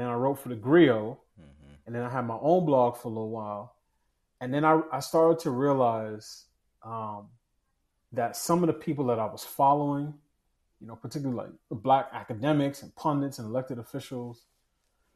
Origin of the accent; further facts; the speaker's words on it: New York City, New York, United States; I grew up in New York City, so there's no Republicans